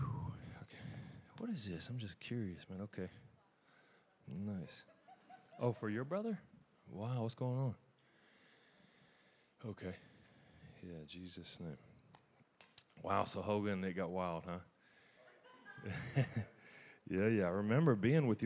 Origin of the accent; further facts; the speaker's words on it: Louisiana, United States; I'm from Louisiana